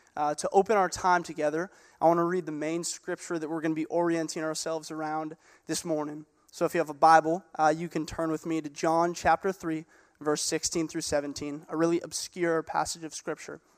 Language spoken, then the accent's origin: English; Gig Harbor, Washington, United States; I grew up in Gig Harbor. Uh, this is where I went to high school